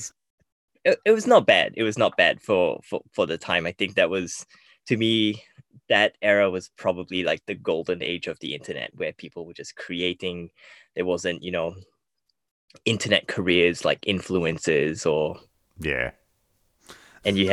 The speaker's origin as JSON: {"language": "English", "country": "Malaysia", "tie": "born or raised there", "said": "I grew up in Malaysia"}